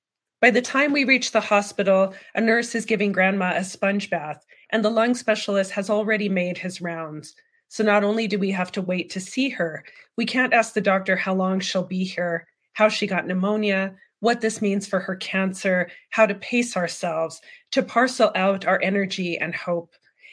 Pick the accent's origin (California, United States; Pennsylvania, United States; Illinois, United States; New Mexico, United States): New Mexico, United States; Deming; the small town where I was raised in Deming, New Mexico